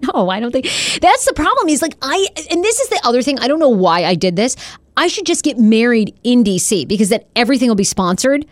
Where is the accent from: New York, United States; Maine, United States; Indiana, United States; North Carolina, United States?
Maine, United States; I'm a Poland Springs girl 'cause I'm from Maine